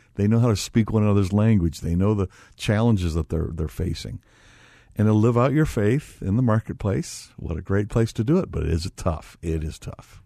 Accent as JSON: {"language": "English", "town": "Gary", "region": "Indiana", "country": "United States", "tie": "born or raised there", "said": "I was born in Gary, Indiana"}